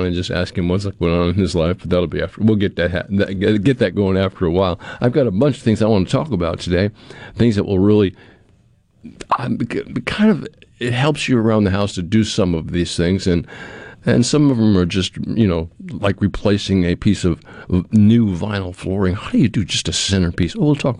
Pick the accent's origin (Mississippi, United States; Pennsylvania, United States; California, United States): Mississippi, United States; Pearl; it was a game that Pearl was playing, because I'm from Pearl, and she, of course, is a principal in Pearl